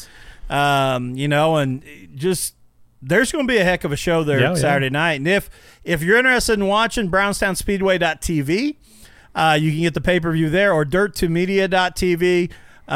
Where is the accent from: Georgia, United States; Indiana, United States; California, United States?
Indiana, United States; North Vernon; we're from the North Vernon area